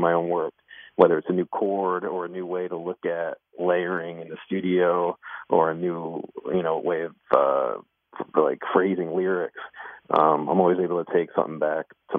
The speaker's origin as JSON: {"language": "English", "region": "New Jersey", "country": "United States", "tie": "born or raised there", "said": "I grew up in New Jersey."}